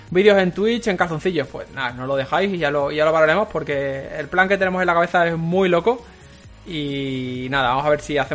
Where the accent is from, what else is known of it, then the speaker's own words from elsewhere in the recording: Spain; Que somos españoles, sería el resumen.